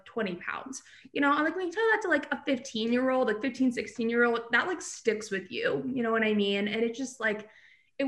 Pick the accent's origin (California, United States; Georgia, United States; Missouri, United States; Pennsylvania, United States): Pennsylvania, United States; now in New York City, United States; I'm from Pennsylvania, I'm actually in Pennsylvania